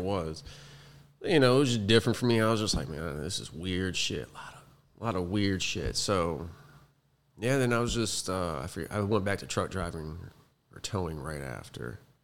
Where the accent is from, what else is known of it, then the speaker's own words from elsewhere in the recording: Youngstown, Ohio, United States; moved away; I'm originally from Ohio, Northeast Ohio, Youngstown, a little, little dead steel city